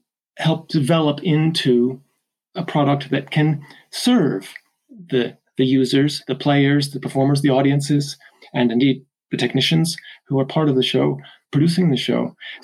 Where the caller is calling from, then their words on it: Chester, North West England, United Kingdom; I'm calling from Chester in the north of England today.